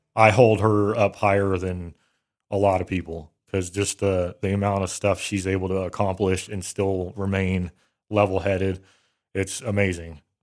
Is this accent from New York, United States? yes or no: no; Bay Area, California, United States; I grew up in the Bay Area, California